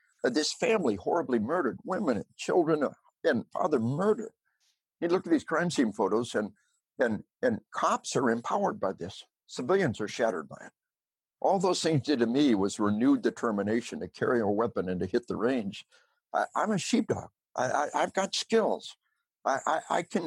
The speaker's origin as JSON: {"language": "English", "region": "Arkansas", "country": "United States", "said": "we are from Arkansas."}